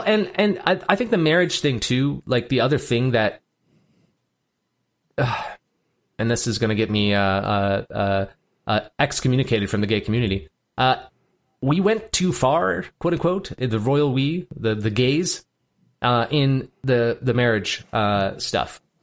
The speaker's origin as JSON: {"language": "English", "country": "United States", "tie": "born or raised there", "said": "I was born in America and not Djibouti."}